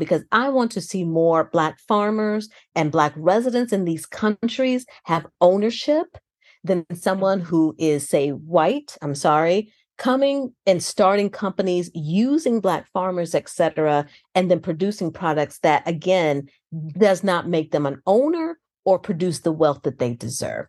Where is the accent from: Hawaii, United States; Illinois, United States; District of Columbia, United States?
Illinois, United States; outside Chicago; moved away; I grew up outside Chicago.